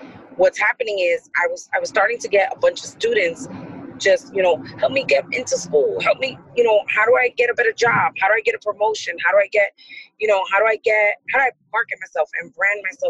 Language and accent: English; New York, United States; now in Paterson, United States; I grew up in New York, but I live in Patterson.